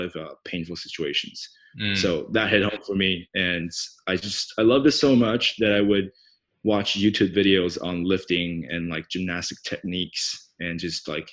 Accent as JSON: {"language": "English", "town": "Taipei", "country": "Taiwan", "tie": "born or raised there", "also_born_or_lived": "Bangkok, Thailand / United States", "first_language": "Mandarin Chinese", "second_language": "English", "moved": "as an adult", "lives_now": "Australia", "said": "I am originally from Taiwan, from Taipei. And I moved out of Taiwan when I was 18 after high school"}